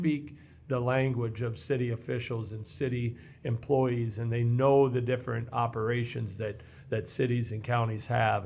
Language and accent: English; Mexico, Missouri, United States; moved away as an adult; also born or lived in Hannibal, Missouri; now in Iowa, United States; I was born in Hannibal, Missouri and grew up in Mexico, Missouri and, uh, spent my childhood there